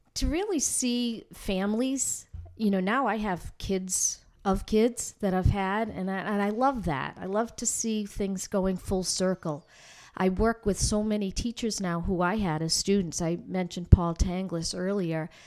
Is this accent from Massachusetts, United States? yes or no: yes; North Andover, Massachusetts, United States; moved away as an adult; now in Newburyport, United States; I grew up here in North Andover, second generation.